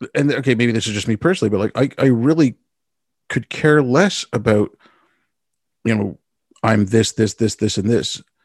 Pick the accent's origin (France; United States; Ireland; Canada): Canada; the only thing Canadians are proud of is that we're not Americans